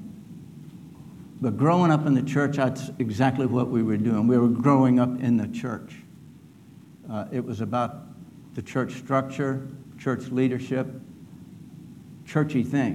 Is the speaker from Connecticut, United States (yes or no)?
no; Arlington, Virginia, United States; I grew up in Arlington, Virginia